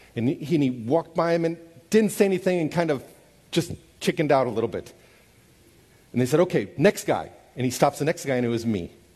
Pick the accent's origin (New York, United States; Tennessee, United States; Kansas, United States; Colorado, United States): Kansas, United States; Overland Park; moved away as an adult; also born or lived in Kyiv, Ukraine / St. Petersburg, Russia; where I grew up so that they could see my home. And I loved my little house in Overland Park, Kansas